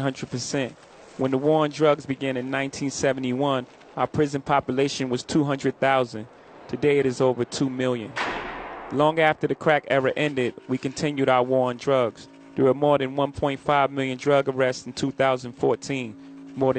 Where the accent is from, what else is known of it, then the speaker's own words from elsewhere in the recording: New York, United States; My home state of New York